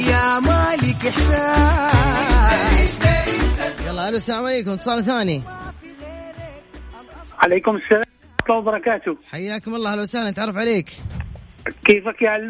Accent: Aleppo, Aleppo Governorate, Syria; now in Tabuk, Saudi Arabia; من حلب من حلب

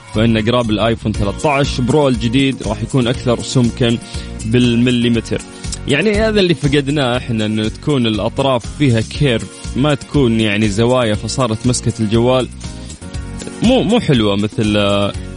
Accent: Saudi Arabia; في قلوبنا كسعوديين

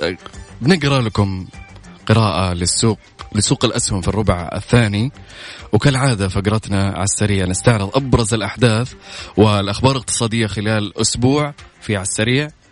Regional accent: Mecca, Makkah Province, Saudi Arabia; انا من اهل مكة وعايش في وسط الاحداث دائما

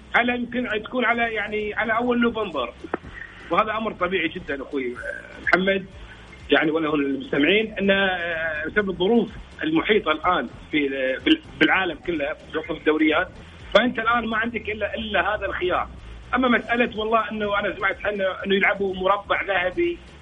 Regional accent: Kuwait; عندنا في الكويت

